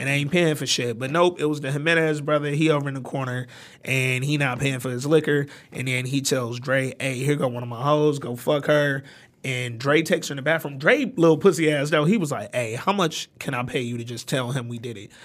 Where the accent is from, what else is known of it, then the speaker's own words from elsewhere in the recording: Detroit, Michigan, United States; also born or lived in Alabama; I'm not from New York. I was born in Alabama. I was raised in Detroit